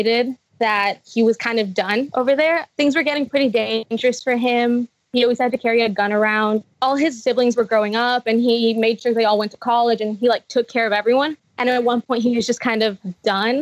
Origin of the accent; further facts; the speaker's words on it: Michoacán, Mexico; first language Spanish; English is a second language; now in United States; I was born in Mexico. In a state called Michoacán.